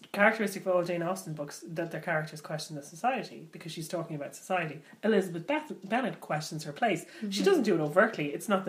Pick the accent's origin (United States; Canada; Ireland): Ireland